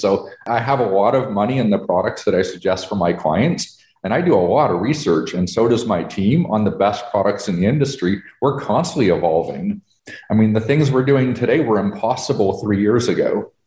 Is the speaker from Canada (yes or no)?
yes; Canada; moved away as an adult; now in United States; I'm a Canadian, but I moved to America